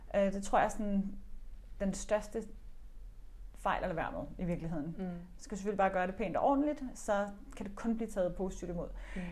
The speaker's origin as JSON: {"language": "Danish", "country": "Denmark", "said": "nu taler vi dansk, vi er danskere"}